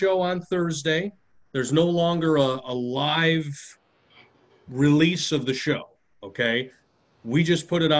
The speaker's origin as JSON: {"language": "English", "region": "Illinois", "country": "United States", "tie": "born or raised there", "said": "I grew up in Illinois"}